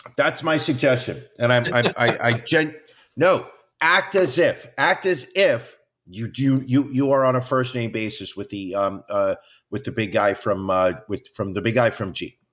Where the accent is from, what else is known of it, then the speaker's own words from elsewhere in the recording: United States; as an American